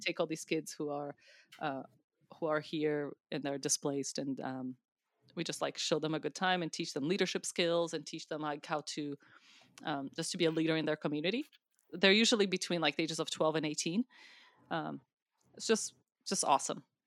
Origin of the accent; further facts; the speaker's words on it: Brazil; now in United States; I'm from Brazil. Uh, I am a U S citizen, but I was born in Brazil.